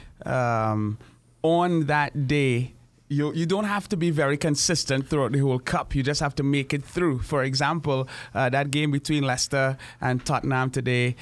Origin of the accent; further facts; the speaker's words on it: Brazil; moved away; I'm from Brazil.